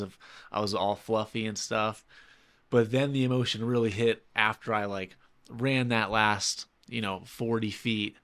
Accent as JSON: {"language": "English", "town": "New York City", "region": "New York", "country": "United States", "moved": "yes", "lives_now": "Saint Petersburg, United States", "said": "I'm from New York City"}